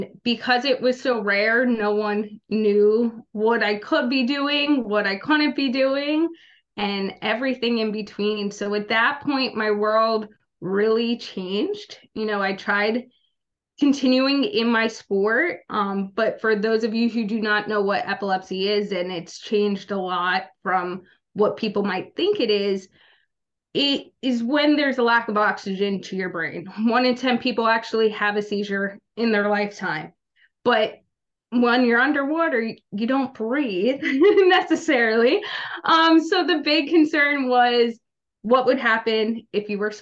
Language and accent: English; New Jersey, United States; also born or lived in Little Rock, Arkansas; I'm from Little Rock, Arkansas, but I grew up in South Jersey